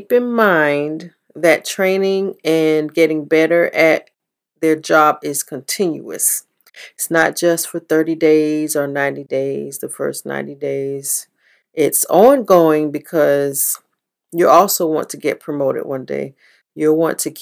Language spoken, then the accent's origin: English; the South, United States; Growing up in the South